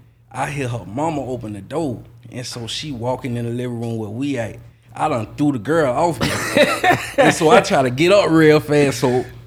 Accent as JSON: {"language": "English", "town": "Jacksonville", "region": "Florida", "country": "United States", "tie": "born or raised there", "said": "I'm from Northside"}